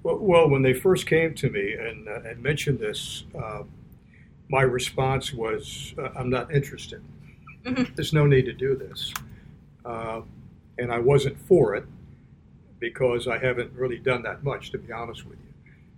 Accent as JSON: {"language": "English", "town": "Miami", "region": "Florida", "country": "United States", "tie": "born or raised there", "also_born_or_lived": "Perry, Georgia / Rochester, New York / Cleveland / New York", "moved": "as an adult", "lives_now": "Washington, United States", "said": "I grew up in Miami, Florida"}